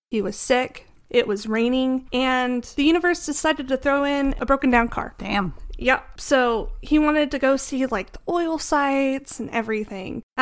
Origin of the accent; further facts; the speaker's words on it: Tulsa, Oklahoma, United States; growing up in Tulsa